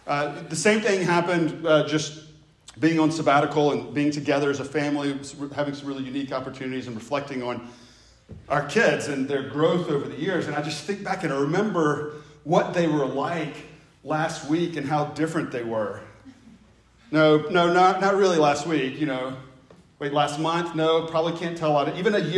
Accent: the South, United States; accent: Southern; I grew up in the South. I still have some of the Southern accent. It's not gone altogether.

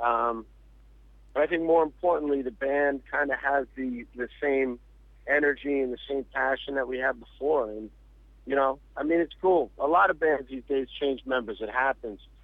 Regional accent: New York City, New York, United States; I grew up in New York my whole life

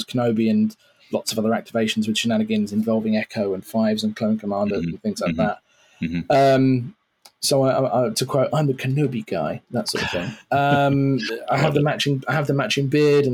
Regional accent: United Kingdom; also born or lived in Cambridge; by my accent, you can tell I'm not from the States. I'm from the UK.

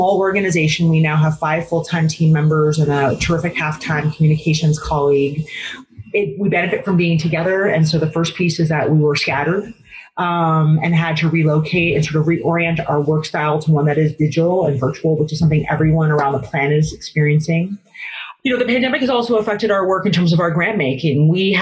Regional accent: San Francisco, California, United States; I was born and raised in San Francisco, California.

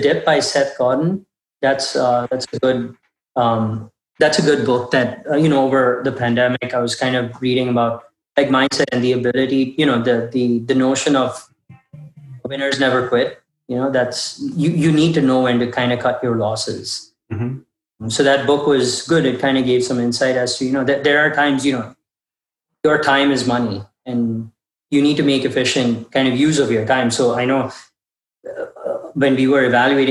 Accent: Kuwait; now in Austin, United States; It's very close to what we'd get in Kuwait. That's where we grew up.

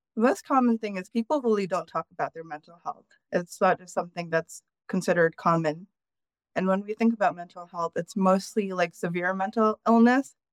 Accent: United States; I was born in the United States

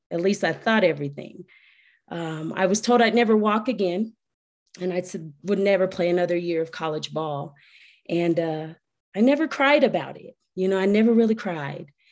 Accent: Colorado Springs, Colorado, United States; I am from Colorado Springs, Colorado

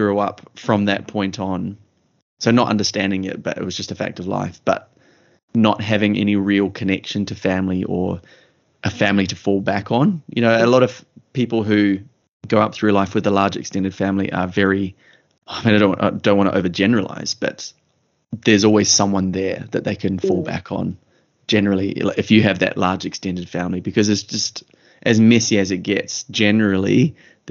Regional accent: Kerikeri, Northland, New Zealand; also born or lived in Kaikohe, New Zealand; we eventually moved to Kerikeri, which became basically our home base and what I would consider now as being my hometown

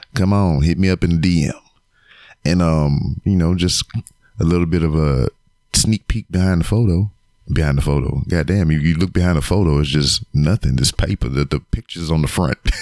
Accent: Lake Charles, Louisiana, United States; now in Houston, United States; my hometown of Lake Charles, Louisiana

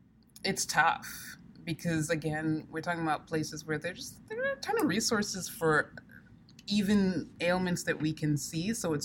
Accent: Sierra Leone; Now, I come from Sierra Leone, and like throughout my childhood, Sierra Leone was in a protracted civil war.

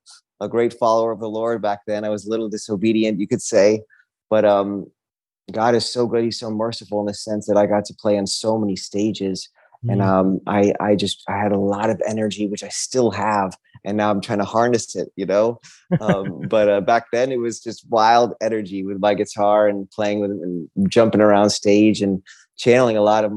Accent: Hong Kong; born there; also born or lived in Norway / New York City / Texas / Miami; I was born in Hong Kong, Norway, came back to New York City and then Texas and then Miami really was where I kind of came into who

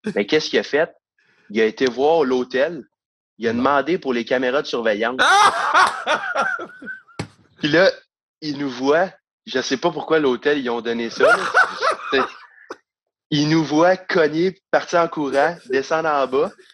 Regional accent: Saint-Eustache, Quebec, Canada; c'est un peu d'où je viens, de, de Saint-Eustache

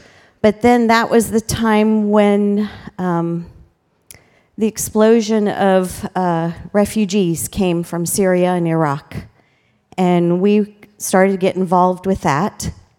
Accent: Ghana; also born or lived in Cameroon / Botswana; Like I said, I was raised in Ghana, West Africa. And then the Lord placed a missionary call on Pat and my life. And we went to Africa first. We were there for 18 years in Cameroon and Botswana.

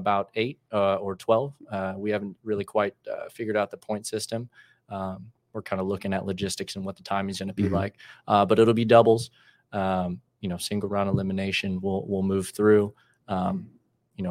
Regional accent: Dallas, Texas, United States; I'm from Dallas, Texas, born and raised, played club ball there for Solar Soccer Club

